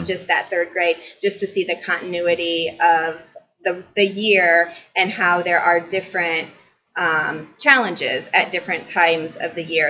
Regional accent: Columbia City, Indiana, United States; I was born and raised here in Columbia City

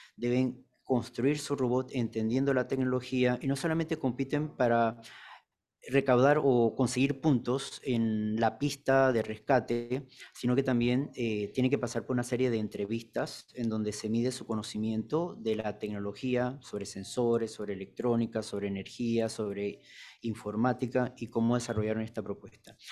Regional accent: Panama; nuestro país Panamá

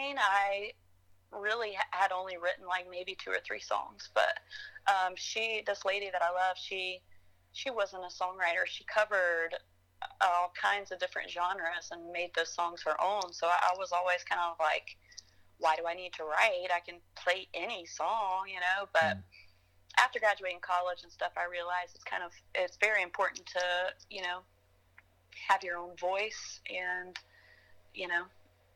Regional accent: Marshall, North Carolina, United States; also born or lived in Boone, North Carolina; I grew up in Marshall.

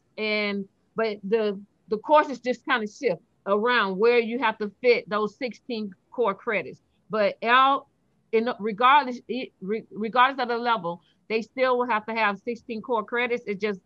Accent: Fort Lauderdale, Florida, United States; I'm from Fort Lauderdale, Florida

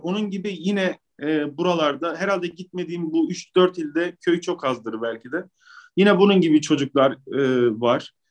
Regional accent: Maraş, Kahramanmaraş, Turkey; also born or lived in Istanbul; ben memlekete dönmek durumunda kaldım.

